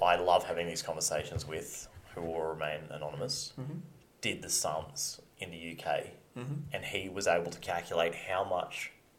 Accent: Australia; he goes, where are you from? I said, Australia.

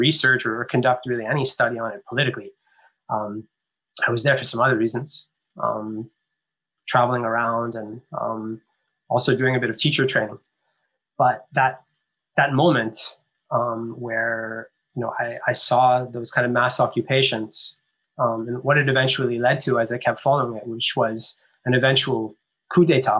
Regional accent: Canada; I grew up in Canada

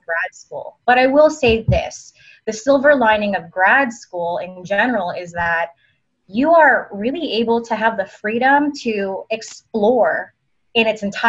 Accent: East Coast, United States; now in Las Vegas, United States; I'm from the East Coast.

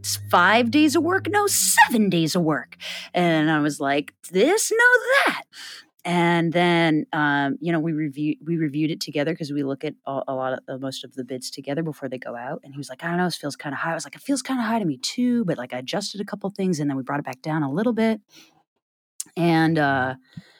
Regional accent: Iowa, United States; we're both from Iowa

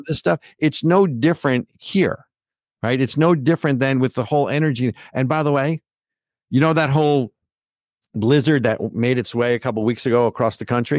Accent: New Jersey, United States; now in New Hampshire, United States; my home state of New Jersey

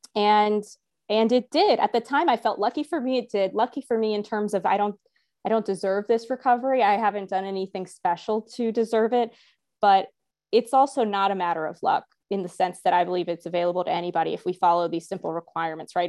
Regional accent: the Bible Belt, United States; growing up in the Bible Belt

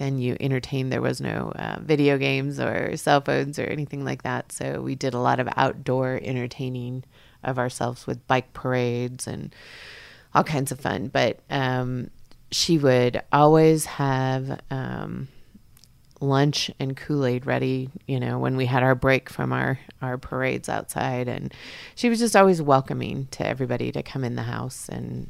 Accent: Fort Ord, California, United States; born there; also born or lived in Texas; I was born in Fort Ord, California. The base is now closed up in Northern California.

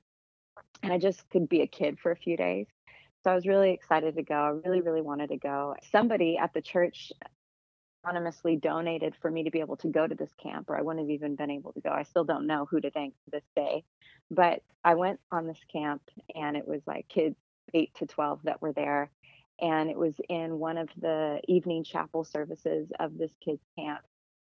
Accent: Tucson, Arizona, United States; I was born and raised in Tucson, Arizona

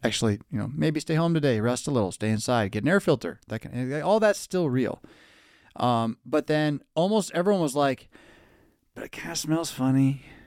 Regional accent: California, United States; moved away; I grew up in California.

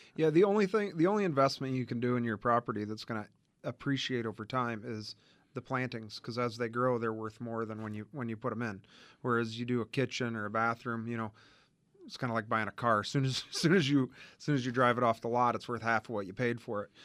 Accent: Indiana, United States; moved away as an adult; now in Arizona, United States; We, uh, grew up in Indiana and both actually graduated from Purdue.

